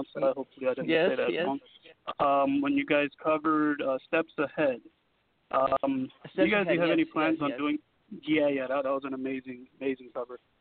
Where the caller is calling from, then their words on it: Miami, Florida, United States; I'm calling from Miami, from Miami, Florida.